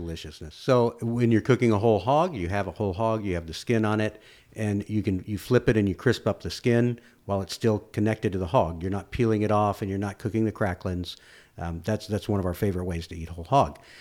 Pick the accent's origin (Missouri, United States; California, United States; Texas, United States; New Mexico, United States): Texas, United States; Austin; I grew up in East Austin